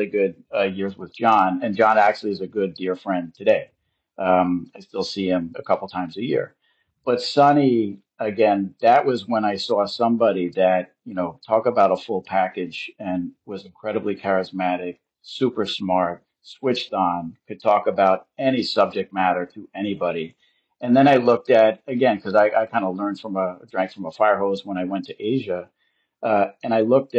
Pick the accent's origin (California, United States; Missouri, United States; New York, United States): New York, United States; Long Island; I grew up in Long Island